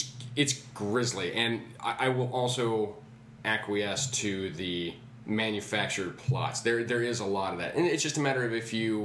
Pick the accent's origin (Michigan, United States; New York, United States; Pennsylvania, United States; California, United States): California, United States; Santa Cruz; born or raised there